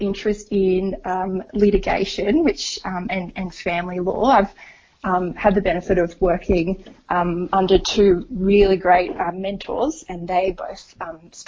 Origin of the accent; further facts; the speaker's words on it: Tamworth, New South Wales, Australia; I am born and bred in Tamworth, and so I've recently moved back